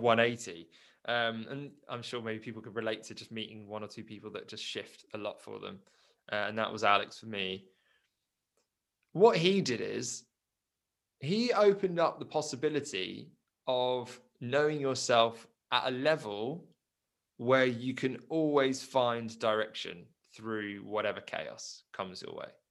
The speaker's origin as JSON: {"language": "English", "area": "Surrey", "region": "South East England", "country": "United Kingdom", "tie": "born or raised there", "also_born_or_lived": "South Africa", "said": "I grew up in basically Surrey. I just haven't been able to leave it, um, just hit the corners of, of, Surrey. But I was born in South Africa"}